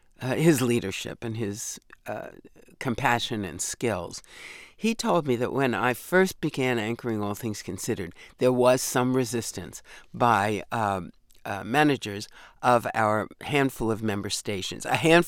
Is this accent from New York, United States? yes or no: yes; New York, United States; accent: New York; But at that point, I'd pretty well lost most of my New York accent. It still creeps up from time to time.